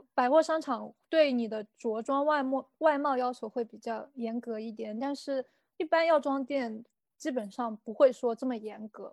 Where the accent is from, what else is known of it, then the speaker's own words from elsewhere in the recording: China; also born or lived in Kyoto, Japan; now in Japan; 我们中国人